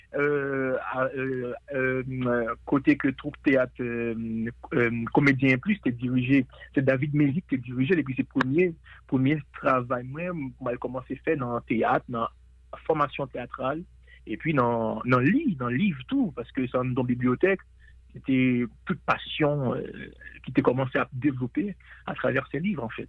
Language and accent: French; Port-au-Prince, Ouest, Haiti; Port-au-Prince pour moi, qui est ma ville natale également.